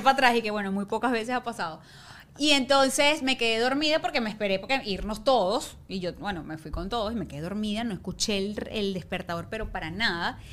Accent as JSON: {"language": "Spanish", "town": "Ciudad Guayana", "region": "Bolívar", "country": "Venezuela", "tie": "born or raised there", "moved": "as an adult", "lives_now": "Caracas, Venezuela", "said": "vivía en Guayana"}